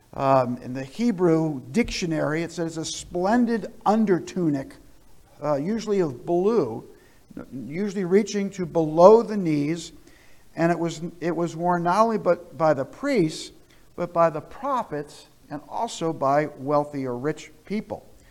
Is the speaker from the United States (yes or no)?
yes; New Jersey, United States; moved away; also born or lived in southern Vermont; I grew up in New Jersey